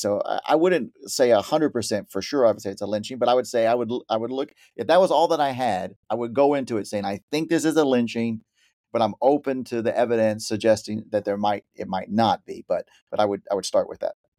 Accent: Chalk Bluff, Texas, United States; now in New Jersey, United States; I am originally from Texas. I grew up outside of Waco in a little place called Chalk Bluff

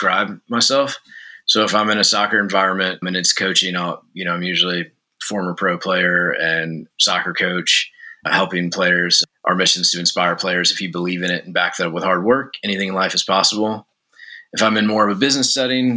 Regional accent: outside New Orleans, Louisiana, United States; I grew up outside New Orleans

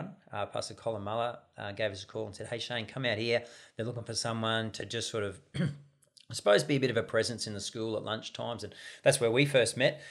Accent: Queensland, Australia; also born or lived in South Australia; but I was actually born in South Australia, so hopefully your listeners won't spread that too far. So I'm not a Queenslander by birth, but before I started school, we headed to the real state of Australia, Queensland

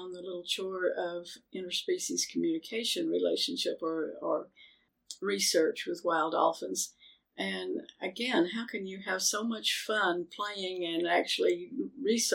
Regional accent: Athens, United States; also born or lived in Murfreesboro, Tennessee; I was raised here in Athens

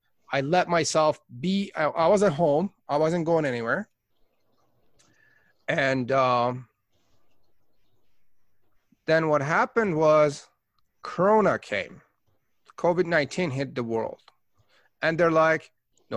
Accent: Tehran, Tehran Province, Iran; now in Canada; I was born in Tehran, Iran. I am Persian Canadian.

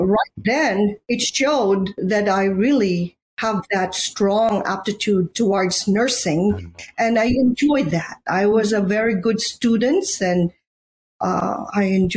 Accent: Bacolod, Western Visayas, Philippines; moved away as an adult; now in United States; I am from Bacolod City, Negros Occidental

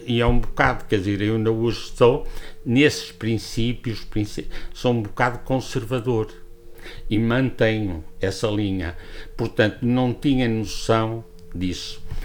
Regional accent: Portugal; also born or lived in Porto; Eu sou oriundo de Santa Marta, estudei aqui, fui para o Porto

